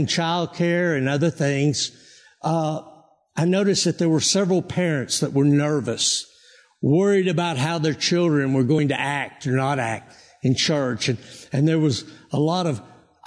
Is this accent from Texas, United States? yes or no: yes; Texas, United States; moved away as an adult; now in Colorado, United States; I am from Texas